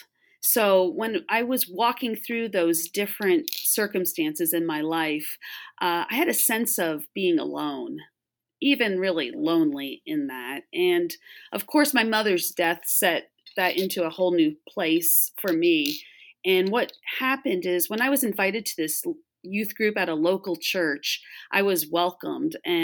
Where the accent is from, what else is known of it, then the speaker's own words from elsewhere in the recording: Long Island, New York metro area, United States; now in Florida, United States; I grew up in the New York metro area out on Long Island.